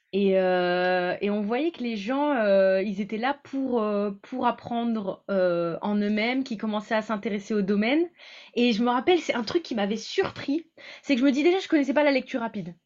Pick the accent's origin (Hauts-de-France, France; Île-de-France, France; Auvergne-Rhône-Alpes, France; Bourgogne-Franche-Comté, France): Hauts-de-France, France; Creil; now in Montpellier, France; je suis née à Creil, donc euh, plutôt dans le nord de la France, et, euh, maintenant j'habite à Montpellier